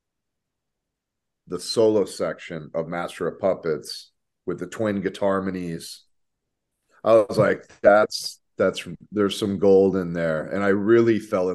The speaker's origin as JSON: {"language": "English", "town": "Corpus Christi", "region": "Texas", "country": "United States", "tie": "born or raised there", "said": "I grew up in Corpus Christi, Texas"}